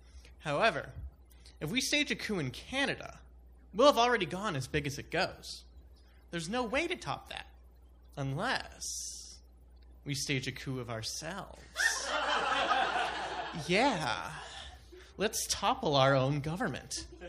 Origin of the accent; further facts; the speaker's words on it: Michigan, United States; Michigan, my home state.